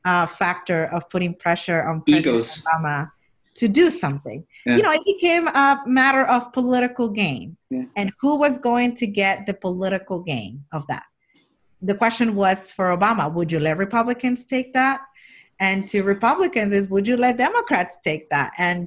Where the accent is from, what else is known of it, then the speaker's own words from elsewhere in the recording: Jackson Heights, New York, United States; And where I grew up in Jackson Heights, Elmhurst Hospital became the first epicenter of the epicenter in New York and the country for the months of March and April.